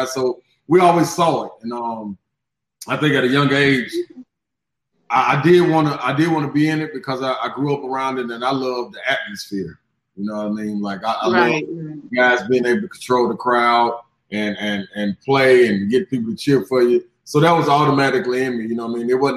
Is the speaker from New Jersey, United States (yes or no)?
no; Chattanooga, Tennessee, United States; also born or lived in Memphis, Tennessee / Nashville, Tennessee; I was born in Memphis, raised in Chattanooga, bred in Nashville